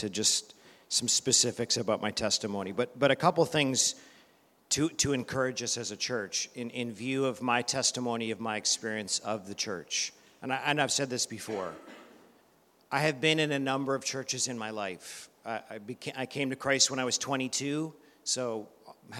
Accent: Canada; moved away; I'm originally from Canada

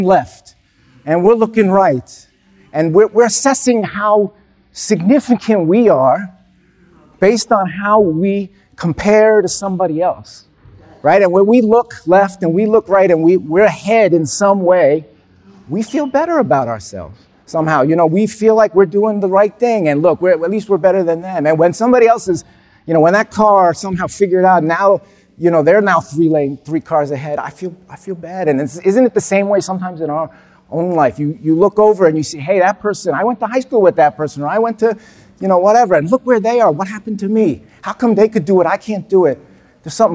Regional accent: New York City, New York, United States; I was born in Brooklyn

